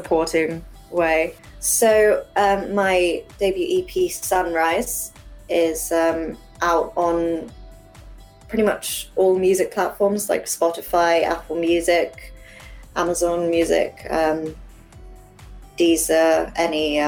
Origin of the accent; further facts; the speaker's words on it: England, United Kingdom; I grew up over here in England, so I'm half Chinese